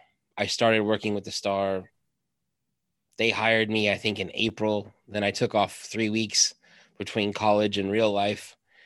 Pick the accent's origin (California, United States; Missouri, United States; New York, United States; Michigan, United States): Missouri, United States; St. Joseph; moved away as an adult; also born or lived in Lawrence, Kansas; now in Kansas City, United States; I grew up in St. Joseph, Missouri, you know, an hour north of here. And then when I went to college over in Lawrence at KU, and then I moved to Kansas City in 1999.